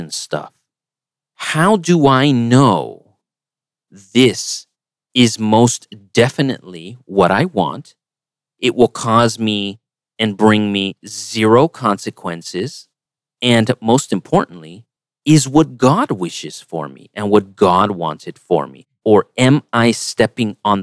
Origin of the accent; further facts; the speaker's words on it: United States; as an American